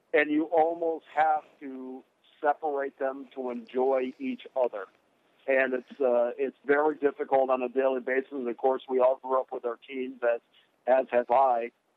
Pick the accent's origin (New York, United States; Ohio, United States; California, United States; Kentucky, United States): New York, United States; Schenectady; moved away as an adult; I'm from Albany, and well, just outside of Albany, a little town called Schenectady